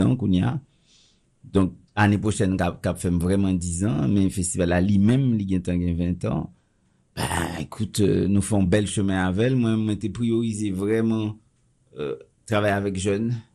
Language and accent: French; Haiti; je suis très chauvin puisque je suis haïtien